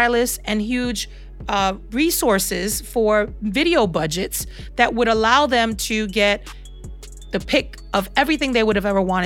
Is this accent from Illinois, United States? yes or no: no; New York City, New York, United States; I was raised in Brooklyn, and I'm still currently residing in Brooklyn, and I am of Puerto Rican descent, so I would be classified as a New Yorican.